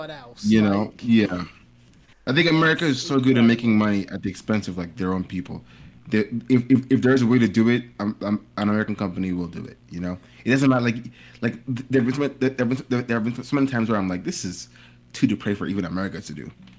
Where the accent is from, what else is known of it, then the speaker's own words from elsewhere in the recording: Nigeria; because I'm Nigerian, right? We don't tip in Nigeria.